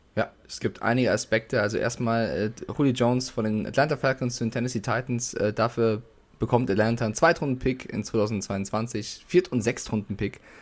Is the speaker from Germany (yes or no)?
yes; Frankfurt, Hesse, Germany; ich bin in Frankfurt geboren